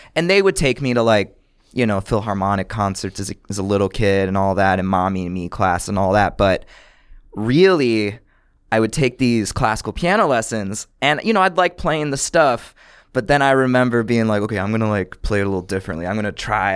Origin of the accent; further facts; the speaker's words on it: Buffalo, New York, United States; now in New York, United States; I grew up in Buffalo, New York